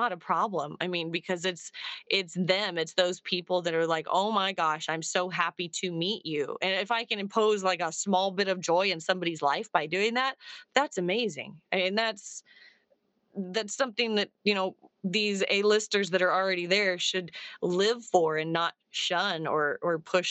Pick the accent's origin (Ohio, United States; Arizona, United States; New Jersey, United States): Arizona, United States; I'm from Arizona.